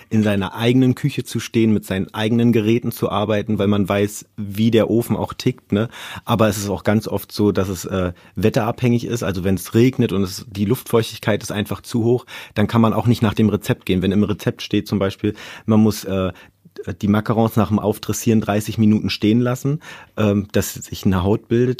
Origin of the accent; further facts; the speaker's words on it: Brandenburg, Germany; moved away; also born or lived in Berlin; ich bin in Brandenburg groß geworden